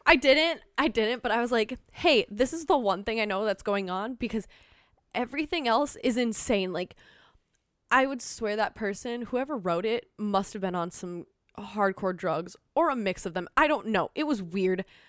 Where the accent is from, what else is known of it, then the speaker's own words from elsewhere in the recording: Minnesota, United States; accent: Minnesotan; I'm Minnesotan